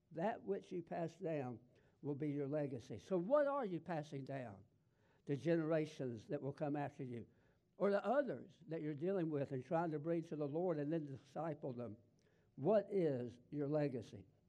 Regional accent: the South, United States; accent: Southern; I was raised in the South and I talk Southern

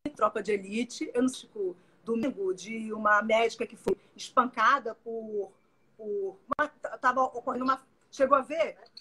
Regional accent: Pará, Brazil; moved away as an adult; now in Rio de Janeiro, Brazil; eu sou paraense, moro no Rio, mas sou paraense e, e, e morava nessa, nessa, época lá

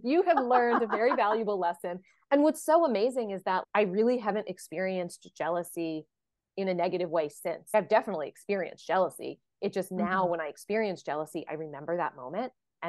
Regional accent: Texas, United States; I'm adopted, and I'm from Texas. I grew up in Texas, but I just found out last week that my birth father is from Louisiana, from Cajun country.

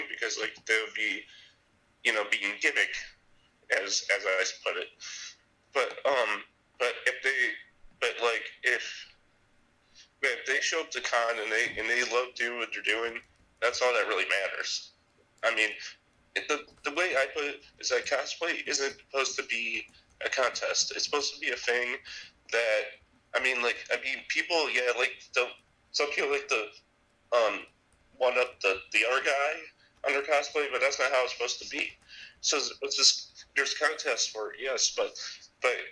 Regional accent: Illinois, United States; I'm from Illinois.

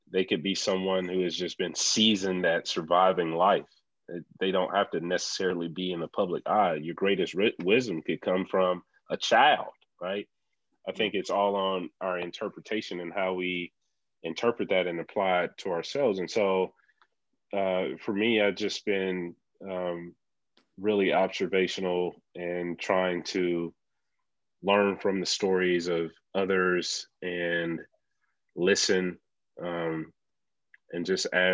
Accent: Atlanta, Georgia, United States; I'm from the ATL.

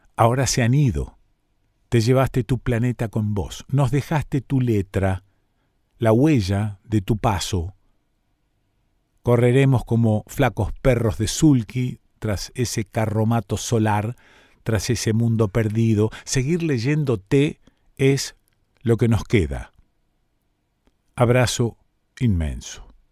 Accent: Rosario, Santa Fe, Argentina; cómo somos los rosarinos, ¿no? Medio pueblerinos

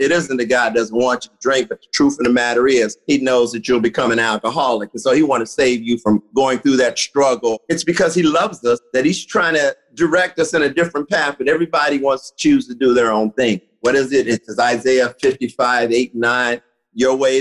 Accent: Cincinnati, Ohio, United States; I'm originally from Cincinnati, Ohio. I grew up in a ghetto

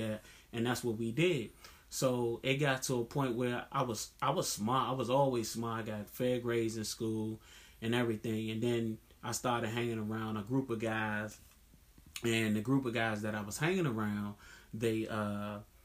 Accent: Washington, District of Columbia, United States; growing up in Southeast

